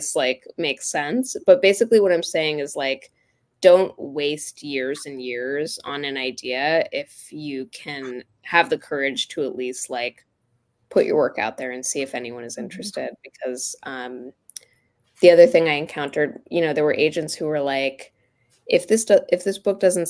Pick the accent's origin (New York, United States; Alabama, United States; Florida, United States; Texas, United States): Florida, United States; I grew up in Florida